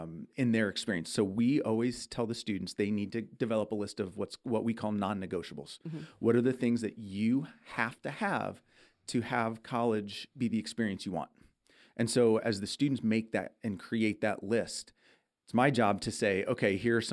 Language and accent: English; Midwest, United States; moved away; I'm from the Midwest.